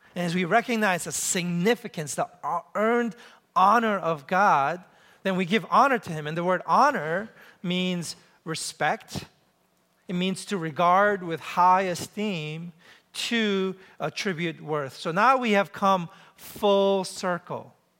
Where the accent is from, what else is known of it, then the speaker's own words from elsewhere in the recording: New York City, New York, United States; moved away as an adult; also born or lived in Ann Arbor, Michigan; I grew up in New York City